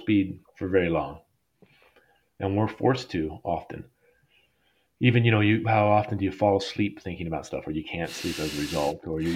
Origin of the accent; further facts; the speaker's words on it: Colorado, United States; I grew up in Colorado.